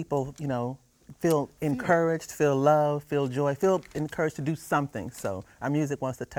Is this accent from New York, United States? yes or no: no; Milwaukee, Wisconsin, United States; moved away as an adult; now in Atlanta, United States; I just got here. I'm from Milwaukee, Wisconsin